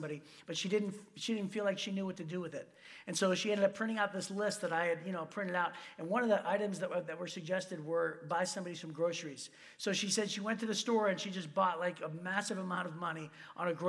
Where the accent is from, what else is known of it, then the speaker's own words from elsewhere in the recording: Michigan, United States; we're from Michigan